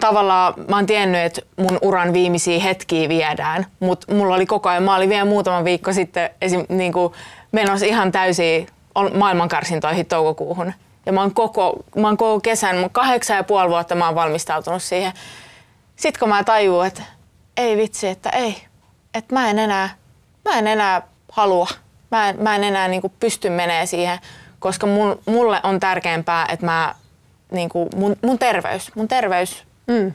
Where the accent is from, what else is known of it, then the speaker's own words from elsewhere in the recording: Pori, Satakunta, Finland; mä oon Porista kotoisin ja mulla ei ollut siellä yhtään esikuvia